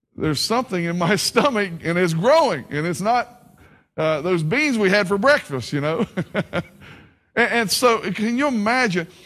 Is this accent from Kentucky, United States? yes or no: yes; Kentucky, United States; accent: hillbilly; moved away; also born or lived in Southern Ohio / Myrtle Beach, South Carolina; I have a hillbilly accent, so I'm from Kentucky